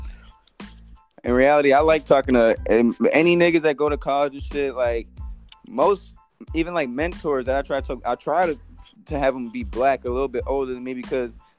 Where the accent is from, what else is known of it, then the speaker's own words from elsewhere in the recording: Minnesota, United States; also born or lived in Chicago, Illinois; growing up in Minnesota, like, coming from Chicago with, like, full black people, coming to Minnesota and living in this, like, suburban area